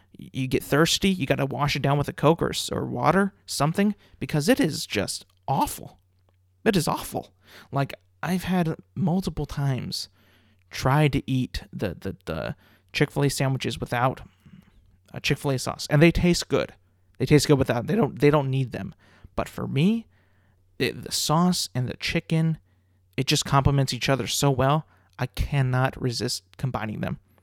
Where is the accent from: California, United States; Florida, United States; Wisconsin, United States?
California, United States; growing up in California